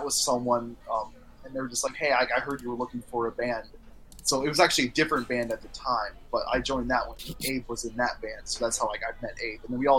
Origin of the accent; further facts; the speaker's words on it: Montana, United States; now in Minnesota, United States; we're just both coincidentally from Montana.